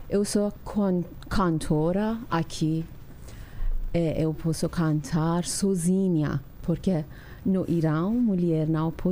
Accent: Iran; Portuguese is a second language; moved away as an adult; now in São Paulo, Brazil; eu sou iraniana. Dez anos que eu estou aqui no Brasil, em São Paulo.

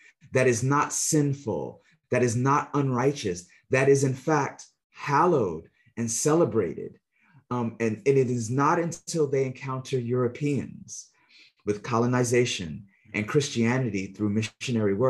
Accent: United States; a child growing up in the United States

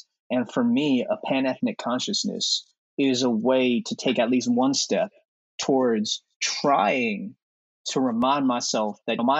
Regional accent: United States; Asian American, so I'm Chinese American, like Adlin. But for me, I definitely consciously identify as Asian American. For one thing, my parents, my dad is from Thailand and my mom's from Malaysia.

